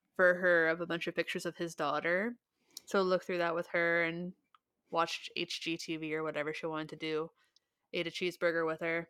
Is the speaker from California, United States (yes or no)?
no; Ohio, United States; I grew up in Ohio